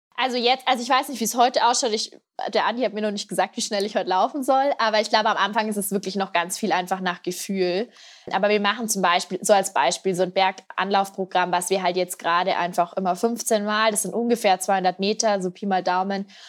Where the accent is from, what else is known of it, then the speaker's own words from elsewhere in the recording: Piding, Bavaria, Germany; in meinem Heimatdorf in Pieding. Das ist da an der Grenze zu Österreich, ganz im Südosten von Bayern. Und da bin ich eben auch aufgewachsen.